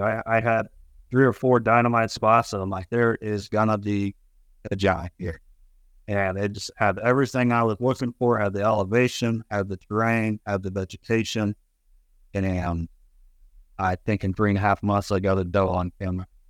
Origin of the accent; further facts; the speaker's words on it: Lewiston, Idaho, United States; now in North Idaho, United States; I grew up down in Lewiston, uh, Lewiston, Idaho, and the country down there is different than the country up here